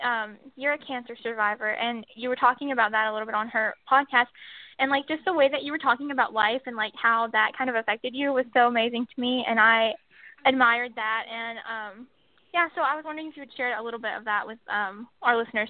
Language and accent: English; Alabama, United States; We're both from Alabama.